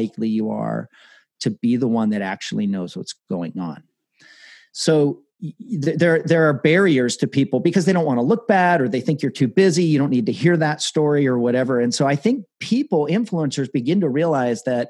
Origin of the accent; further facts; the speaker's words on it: Colorado Springs, Colorado, United States; I grew up in Colorado Springs in your neck of the woods